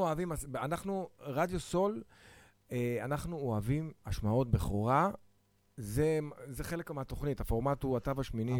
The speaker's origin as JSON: {"language": "Hebrew", "town": "Tel Aviv-Yafo", "region": "Tel Aviv District", "country": "Israel", "tie": "born or raised there", "said": "אני ביפו ד' בשן ארי."}